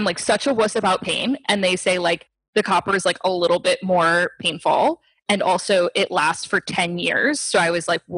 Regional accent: Stuart, Florida, United States; moved away as an adult; also born or lived in Miami, Florida / New York City / Morocco; I grew up here in Stewart

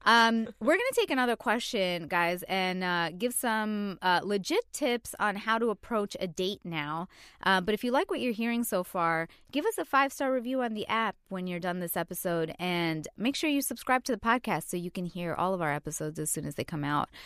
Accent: New York City, New York, United States; I'm a New Yorker

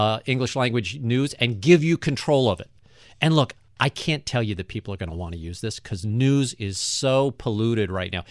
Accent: St. Louis, Missouri, United States; I wanted to build something in my hometown that was going to not only show off how cool Saint Louis is

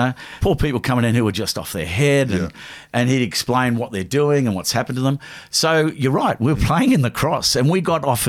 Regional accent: Blacktown, New South Wales, Australia; We grew up in the around Blacktown.

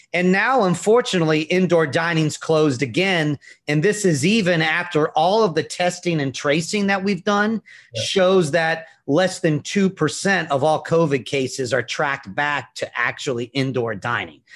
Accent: Virginia, United States; moved away as an adult; now in New York City, United States; I'm from Virginia originally, and after coming to York, to New York

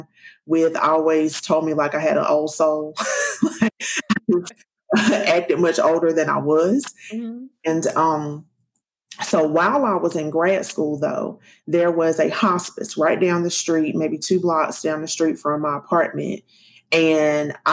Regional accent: South Carolina, United States; I'm from South Carolina and mother, wife, all that good stuff.

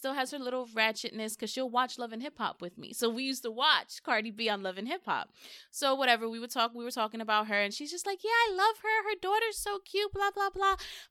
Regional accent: New York City, New York, United States; I'm from the Bronx.

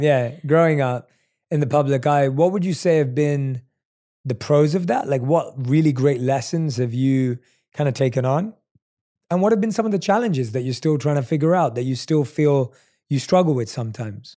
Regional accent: London, United Kingdom; moved away as an adult; now in Los Angeles, United States; I'm someone who was born and raised in London, but now lives in L

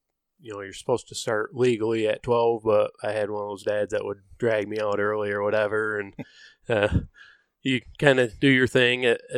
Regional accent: Michigan, United States; We're all from Michigan.

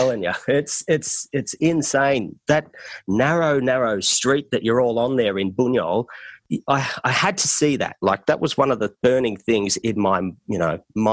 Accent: Australia; accent: Australian; my Australian accent

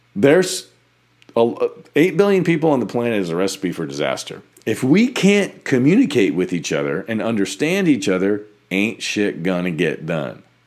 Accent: United States; we grew up in America

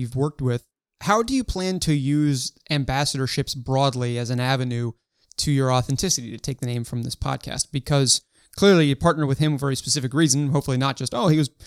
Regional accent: Baltimore, Maryland, United States; I was born in the U.S. and raised in Baltimore, Maryland

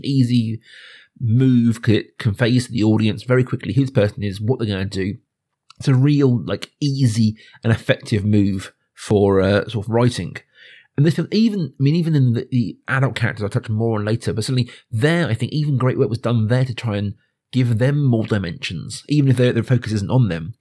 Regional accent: suburban Berkshire, South East England, United Kingdom; I'm growing up in, you know, suburban Berkshire

